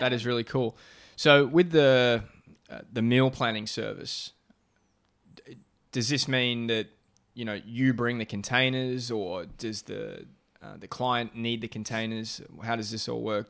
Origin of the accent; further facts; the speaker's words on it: Melbourne, Victoria, Australia; now in Chelsea, Massachusetts, United States; my hometown of Melbourne, Australia